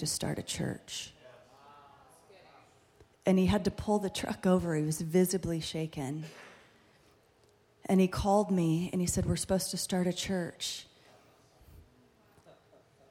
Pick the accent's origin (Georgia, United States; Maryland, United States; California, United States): California, United States; Fullerton; we're from Fullerton. I've been in Fullerton for a really, really long time.